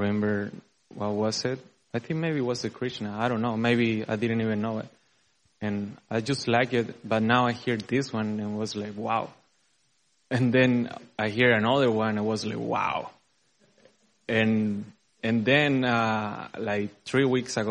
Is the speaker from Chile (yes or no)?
yes; Chile; moved away as an adult; now in Dallas, United States; I'm from Chile. And I've been living here 4 years.